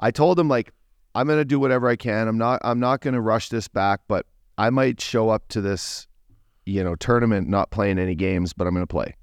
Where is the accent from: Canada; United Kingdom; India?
Canada; Fort McMurray, Alberta; moved away; I'm from, you know, Fort McMurray